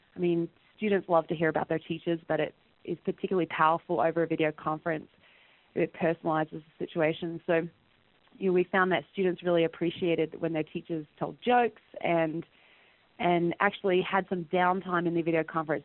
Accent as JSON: {"language": "English", "region": "rural Western Australia", "country": "Australia", "tie": "born or raised there", "moved": "yes", "lives_now": "Calgary, Canada", "said": "I'm actually originally from Australia, and I grew up in a rural area in Western Australia"}